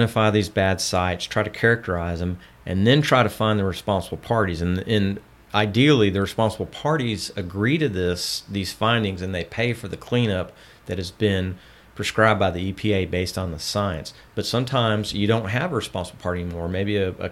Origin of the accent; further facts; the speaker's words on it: Houston, Texas, United States; I grew up in Southwest Houston